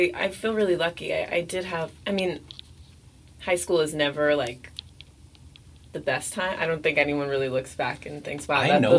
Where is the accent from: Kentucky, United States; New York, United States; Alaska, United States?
New York, United States; New York City; also born or lived in Honduras; I grew up in the city. Mm. I grew up in New York City.